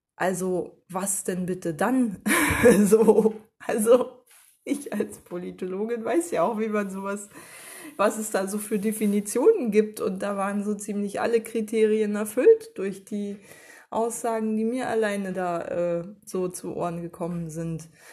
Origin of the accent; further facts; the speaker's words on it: Germany; als Deutsche